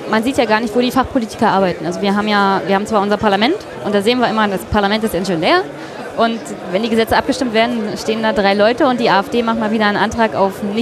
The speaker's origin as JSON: {"language": "German", "region": "Brandenburg", "country": "Germany", "tie": "born or raised there", "said": "da geht es um meine Heimat Brandenburg"}